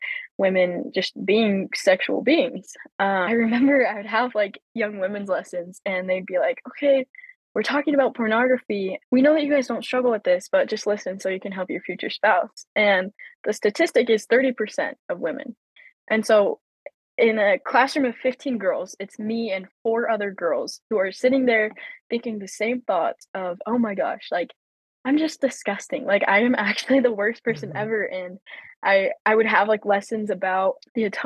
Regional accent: Logan, Utah, United States; also born or lived in Riverton, Utah / Provo, Utah; I grew up in Logan, Utah, moved to Riverton, Utah at 14.

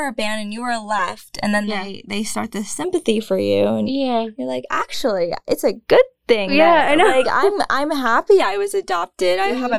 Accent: United States; also born or lived in Fujian, China; all I can remember is growing up in America.

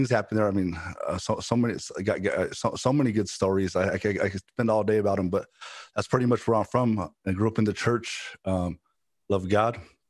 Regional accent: Los Angeles, California, United States; I'm originally from Los Angeles, California. Born there. My parents, from when I was young age, they were involved in ministry. My dad's a pastor. My mom was, you know, pastor's wife. And when I was, up till I was 11, I lived in a place, South Central Los Angeles.

